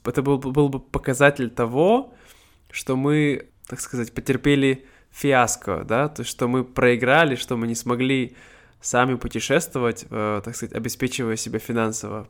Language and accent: Russian; Siberia, Russia; first language Russian; moved away as an adult; now in Vietnam; мне 26 лет, я из Сибири, э, я сейчас живу во Вьетнаме